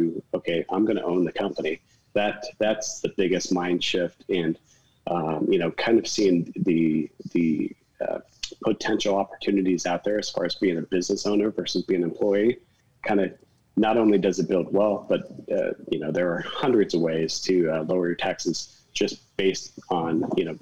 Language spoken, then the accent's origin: English; Phoenix, Arizona, United States; I grew up in Phoenix and it's really hot in the summertime